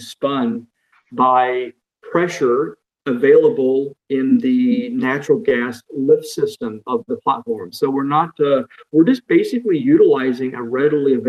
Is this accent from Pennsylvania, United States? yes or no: no; Florida, United States; moved away as an adult; now in North Carolina, United States; I grew up in Florida, where I spent all of my younger life going to school and finished college in Florida, and then immediately moved to North Carolina, where I've been ever since